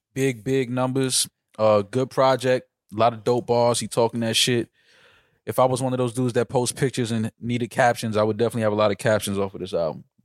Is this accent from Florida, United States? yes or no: no; New York City, New York, United States; as a New Yorker